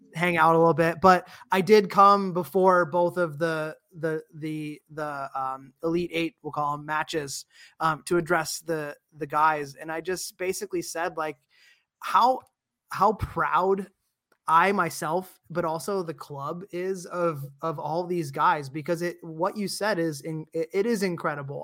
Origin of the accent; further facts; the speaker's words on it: Dayton, Ohio, United States; I'm an Ohio South guy, I was born in Dayton, grew up there and played soccer there